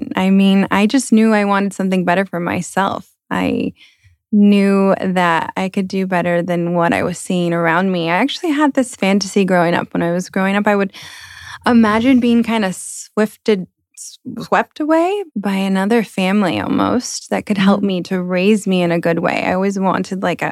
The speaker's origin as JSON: {"language": "English", "town": "Moreno Valley", "region": "California", "country": "United States", "tie": "born or raised there", "also_born_or_lived": "Hemet, California", "said": "I grew up in Moreno Valley in the beginning of my childhood"}